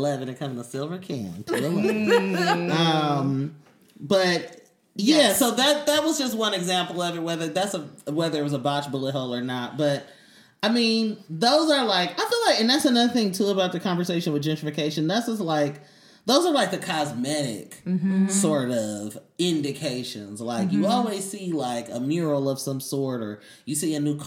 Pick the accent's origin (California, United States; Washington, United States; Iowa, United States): California, United States; Oakland; I'm from East Oakland